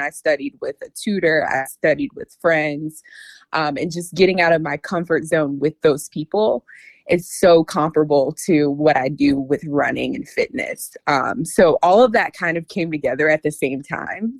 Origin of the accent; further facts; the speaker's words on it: North Carolina, United States; moved away as an adult; now in Washington, D.C. area, United States; I currently live in the DC area, but I'm originally from North Carolina. Um, born and raised in North Carolina.